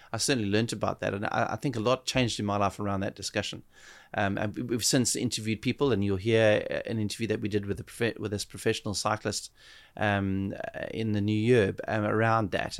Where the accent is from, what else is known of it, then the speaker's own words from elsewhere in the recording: South Africa; being a South African there